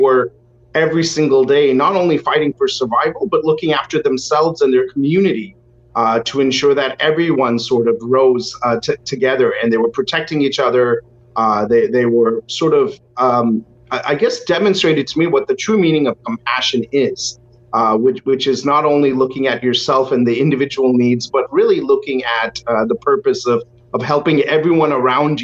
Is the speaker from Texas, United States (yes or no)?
yes; Houston, Texas, United States; I was born and brought up in Houston